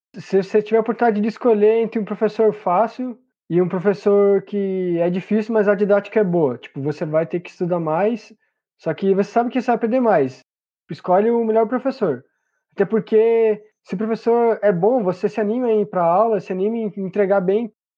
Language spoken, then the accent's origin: Portuguese; hometown 60 km from São Paulo, Brazil; also born or lived in Paraná; voltei para minha cidade natal